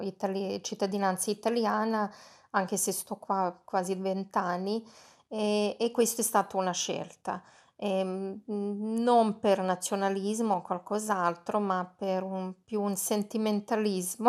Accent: Belgrade, Serbia; Italian is a second language; moved away as an adult; now in Italy; Alla domanda di dove sono, io rispondo sempre di Belgrado. E, ehm, mi viene spontaneo, non dico mai Serbia perché sinceramente io sono nata e cresciuta in Jugoslavia

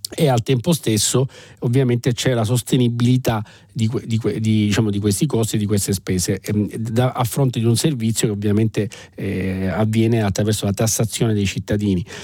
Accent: Sicily, Italy; da siciliano e quindi diciamo da, da chi proviene da un ambiente più complesso

